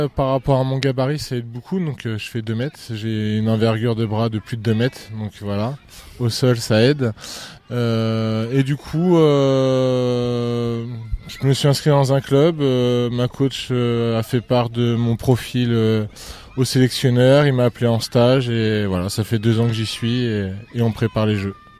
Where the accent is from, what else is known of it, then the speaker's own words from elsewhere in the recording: L'Aigle, Normandy, France; je suis originaire de l'Aigle.